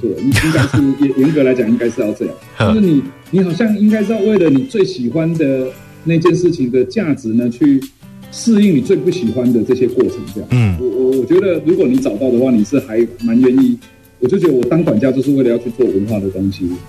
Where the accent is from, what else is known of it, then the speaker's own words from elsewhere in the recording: Shuili, Nantou County, Taiwan; 那我从小是在南投的水里的乡下长大，嗯，那我就感觉到好像我出生在台湾最好的年代